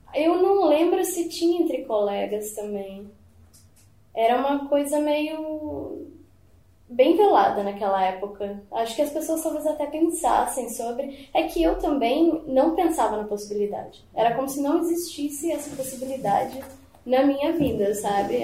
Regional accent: Porto Alegre, Rio Grande do Sul, Brazil; now in São Paulo, Brazil; sou natural de Porto Alegre

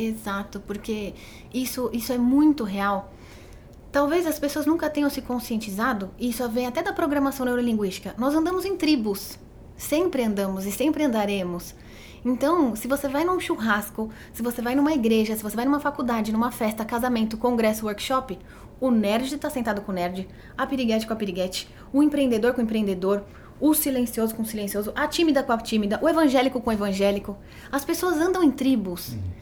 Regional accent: Botucatu, São Paulo, Brazil; como eu sou de Botucatu, né? Minha família é de Botucatu.

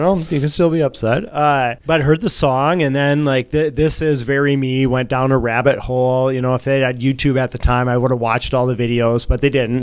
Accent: Dawson, Minnesota, United States; moved away as an adult; also born or lived in Olivia, Minnesota; now in Duluth, United States; graduated uh, from high school in Dawson, which is out on the South Dakota border.

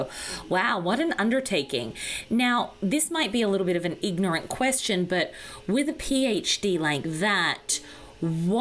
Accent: Australia; growing up in Australia

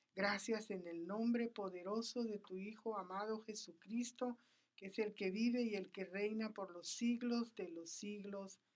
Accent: Flores, Petén, Guatemala; moved away; yo soy guatemalteca nací en, la, en la República de Guatemala, en el norte, en un lugar llamado Petén, en una isla llamada Flores

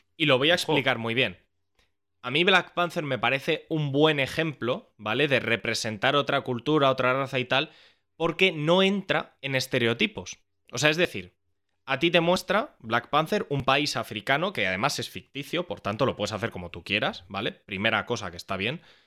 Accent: Spain; nuestra cultura como españoles

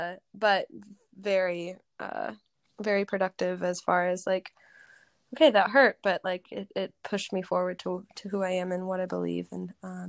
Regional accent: Riverside, California, United States; also born or lived in Franklin, Tennessee; I was born in Franklin, Tennessee. My dad was in the music business. And then he became a worship pastor and we moved to Southern California where I kind of grew up. I lived in Riverside

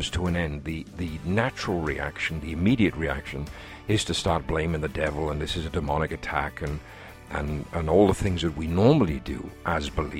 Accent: Wales, United Kingdom; here in my home country of Wales

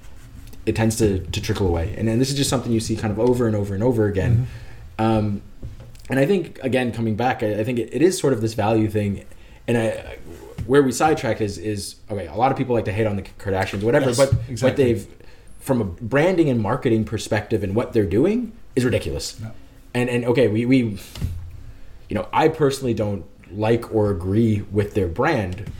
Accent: United States; now in Denmark; I'm an American. I live in, we're here in Denmark

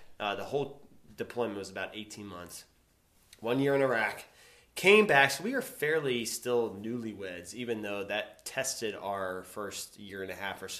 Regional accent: Shippensburg, Pennsylvania, United States; I grew up in Shippensburg.

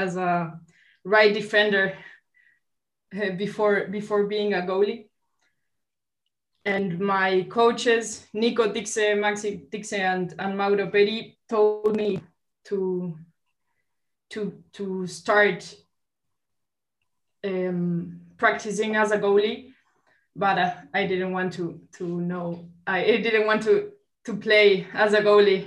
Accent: Montevideo, Uruguay; from Montevideo, Uruguay

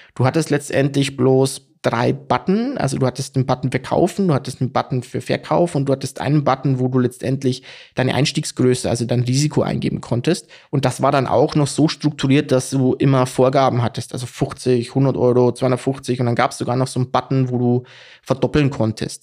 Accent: Bavaria, Germany; ich komme aus Bayern

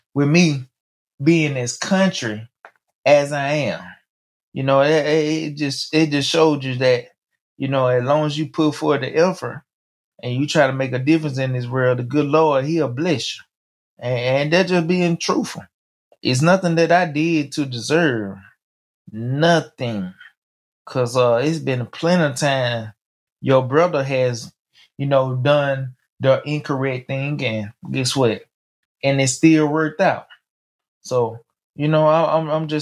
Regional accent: Mobile, Alabama, United States; moved away; My hometown, Mobile

